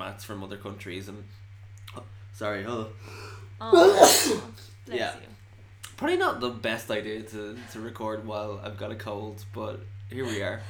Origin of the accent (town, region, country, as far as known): Ireland